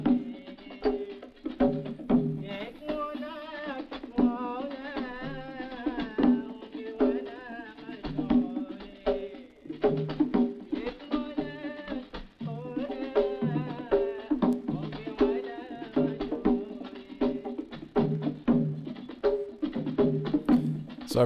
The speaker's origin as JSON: {"language": "English", "country": "New Zealand", "tie": "born or raised there", "also_born_or_lived": "Christchurch, New Zealand / Canada", "moved": "yes", "said": "growing up in New Zealand"}